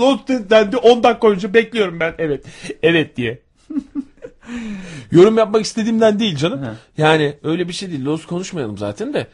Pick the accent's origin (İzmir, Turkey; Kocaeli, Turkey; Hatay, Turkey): İzmir, Turkey; born or raised there